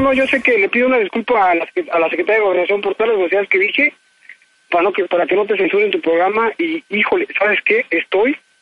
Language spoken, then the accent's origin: Spanish; Mexico City, Mexico; now in Los Angeles, United States; Yo soy de allá de Azcapotzalco, del, tenero, mero, DF.